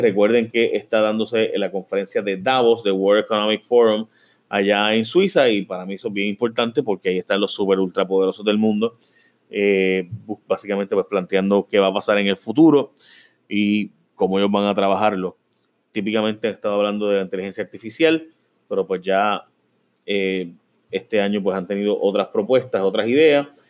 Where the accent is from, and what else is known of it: Puerto Rico